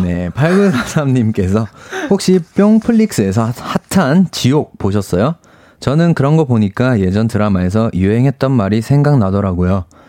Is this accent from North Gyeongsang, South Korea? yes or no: no; Busan, South Korea; accent: Busan dialect; moved away; 고향이 부산인데